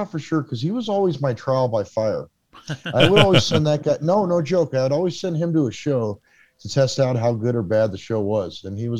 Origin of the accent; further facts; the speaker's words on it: Los Angeles, California, United States; moved away as an adult; now in Kansas City, United States; I am a publicist from Los Angeles, California. I'm currently in Kansas City, Missouri